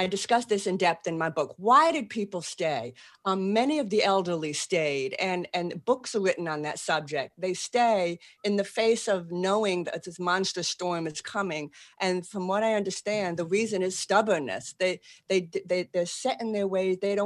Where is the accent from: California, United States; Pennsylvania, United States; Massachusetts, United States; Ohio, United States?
Massachusetts, United States; Boston; accent: Boston; moved away as an adult; now in New Orleans, United States; I am. That's where I can park the car in the yard. And I still have a Boston accent.